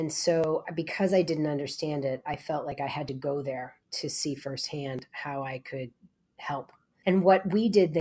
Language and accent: English; Maine, United States; Growing up in Maine, as you said, in a very rural place